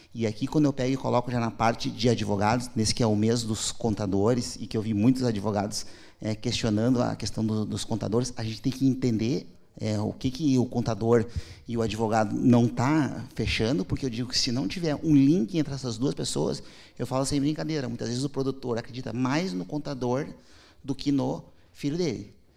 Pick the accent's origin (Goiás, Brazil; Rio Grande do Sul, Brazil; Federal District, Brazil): Rio Grande do Sul, Brazil; Porto Alegre; Eu nasci em Porto Alegre